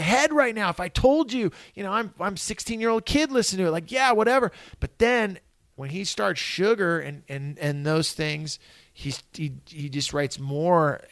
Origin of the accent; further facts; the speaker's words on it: Santa Cruz, California, United States; I grew up in Santa Cruz. I grew up in California.